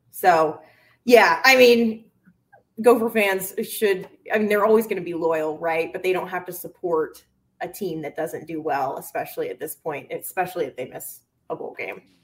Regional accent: the South, United States; moved away as an adult; also born or lived in Arkansas; now in Minnesota, United States; I'm from the South

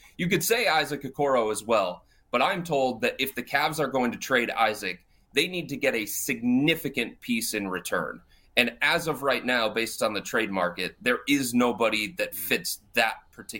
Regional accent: Cleveland, Ohio, United States; I'm from Cleveland

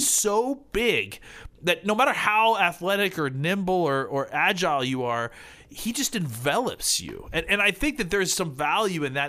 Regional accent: Dallas, Texas, United States; I'm from Dallas

